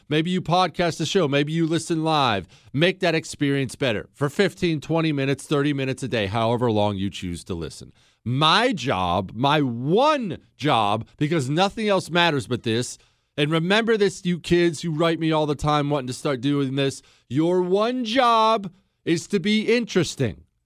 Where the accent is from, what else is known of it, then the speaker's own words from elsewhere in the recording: United States; I'm an American